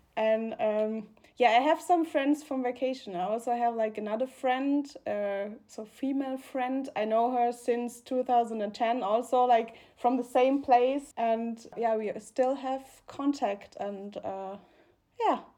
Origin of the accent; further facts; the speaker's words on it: Mannheim, Baden-Württemberg, Germany; English is a second language; moved away as an adult; also born or lived in Karlsruhe; now in Munich, Germany; my hometown in Mannheim